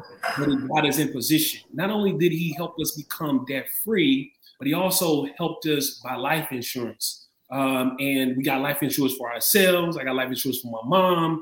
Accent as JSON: {"language": "English", "town": "St. Louis", "region": "Missouri", "country": "United States", "tie": "born or raised there", "said": "I'm originally from St. Louis, born and raised"}